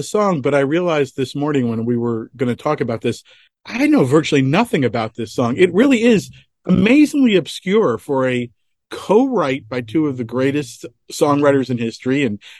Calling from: California, United States

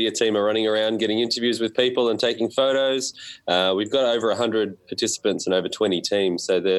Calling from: Melbourne, Victoria, Australia; It's from Melbourne, Australia, and we're at Monash University

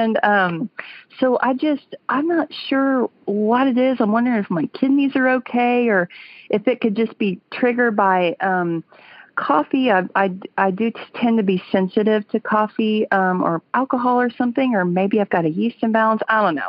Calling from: Fayetteville, Arkansas, United States; I'm calling you from Sweet Home, Arkansas.

